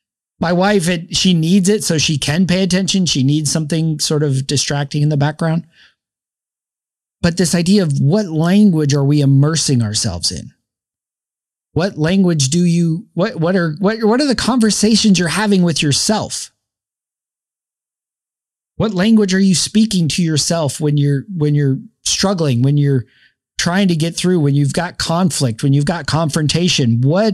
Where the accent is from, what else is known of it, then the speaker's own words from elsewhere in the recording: the South, United States; accent: Southern Spanglish; I know baño means bathroom and I use it in my Spanish, my Southern Spanglish accent.